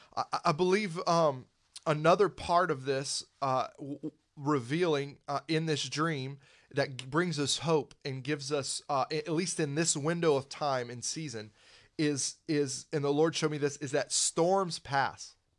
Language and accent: English; Pensacola, Florida, United States; I grew up in Pensacola